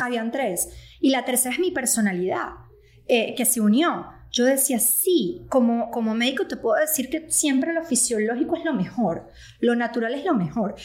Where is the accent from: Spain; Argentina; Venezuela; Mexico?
Venezuela; moved away as an adult; also born or lived in Caracas; now in United States; soy venezolana. Este, yo llegué a Estados Unidos más o menos en el 2018